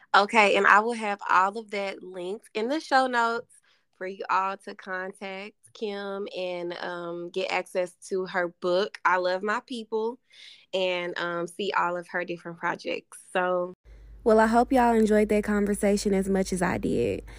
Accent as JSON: {"language": "English", "region": "Arkansas", "country": "United States", "tie": "born or raised there", "said": "growing up in Arkansas"}